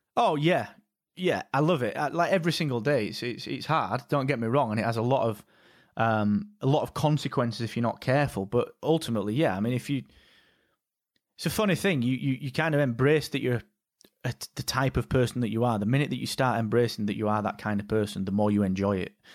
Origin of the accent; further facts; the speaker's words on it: Barnsley, Yorkshire and the Humber, United Kingdom; we come from Barnsley